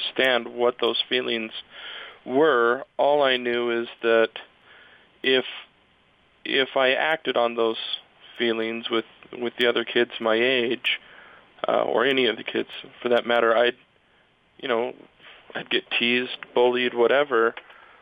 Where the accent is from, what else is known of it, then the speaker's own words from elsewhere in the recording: Provo, Utah, United States; I grew up in Provo